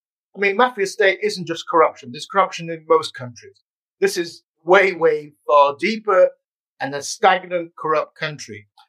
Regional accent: Yorkshire and the Humber, United Kingdom; also born or lived in Netherlands; now in England; Yeah, I'm British. I was born in Yorkshire, father Ukrainian, mother Italian.

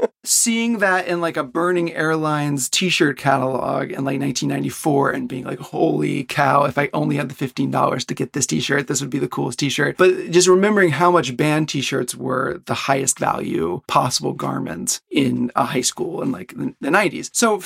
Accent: Pensacola, Florida, United States; moved away as an adult; also born or lived in Oklahoma / Oxford, Mississippi; now in Japan; I grew up in Pensacola, Florida.

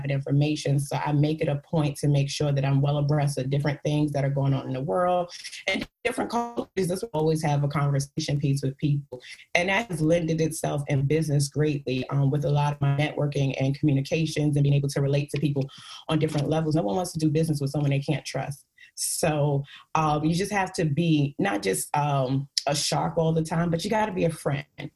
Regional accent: New York City, New York, United States; now in DMV area, United States; growing up in the Bronx

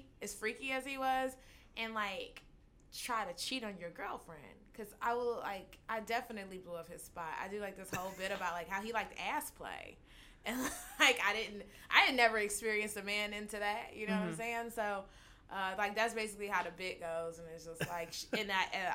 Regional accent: Florida, United States; I'm from Florida.

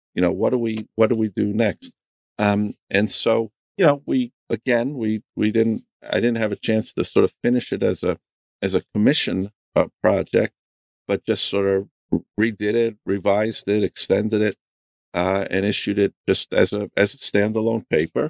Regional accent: New York, United States; also born or lived in Cleveland; I grew up in New York

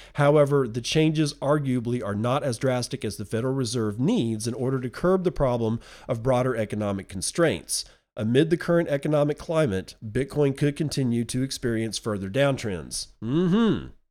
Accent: United Kingdom; Being British

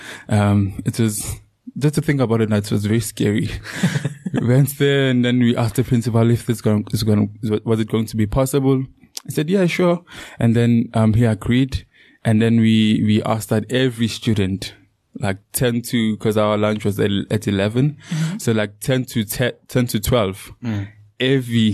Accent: Leandra, Mpumalanga, South Africa; now in Secunda, South Africa; My story starts in Leandra. That's where I grew up, and that's where I attended high school and primary.

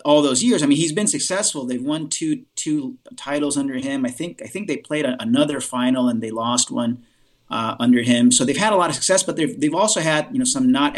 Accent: Mexicali, Baja California, Mexico; I'm from a town in the north of Mexico, the state of Baja California

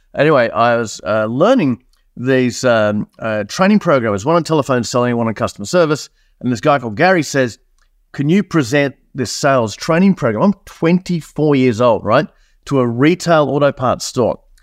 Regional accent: Australia; accent: Australian; also born or lived in New Zealand; for those that haven't picked up on my accent, I'm Australian, uh, born in New Zealand, moved to Australia in nineteen seventy-nine. I'm fifty-four years old right now.

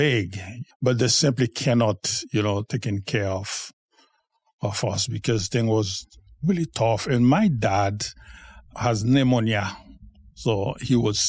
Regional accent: Haiti; I was born in Haiti. I was born in a family of six, and I was the fourth of the family

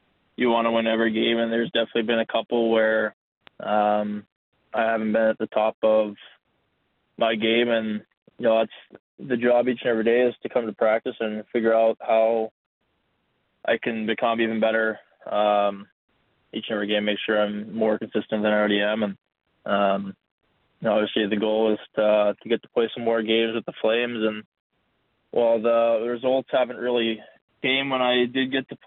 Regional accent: Northern California, United States; moved away; 20 minutes from my hometown

